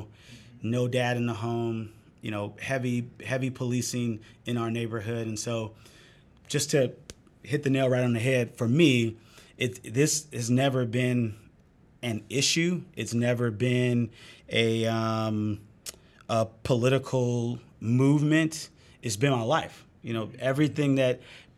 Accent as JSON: {"language": "English", "town": "Oakland", "region": "California", "country": "United States", "tie": "born or raised there", "said": "born and raised in East Oakland"}